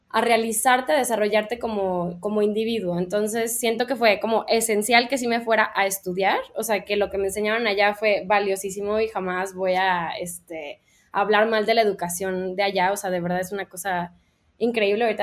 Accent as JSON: {"language": "Spanish", "town": "Guadalajara", "region": "Jalisco", "country": "Mexico", "also_born_or_lived": "London", "moved": "as an adult", "said": "soy una diseñadora mexicana, soy de aquí de Guadalajara Em, hice mi carrera en Londres, estuve seis años allá"}